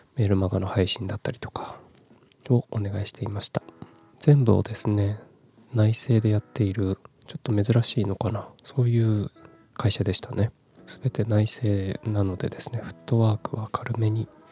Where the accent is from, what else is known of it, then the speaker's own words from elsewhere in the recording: Kumamoto, Japan; moved away as an adult; also born or lived in Fukuoka, Japan / Tokyo, Japan; 18歳から福岡、30歳から東京で暮らして転職を機に地元の熊本に帰ってきた36歳フリーランスの僕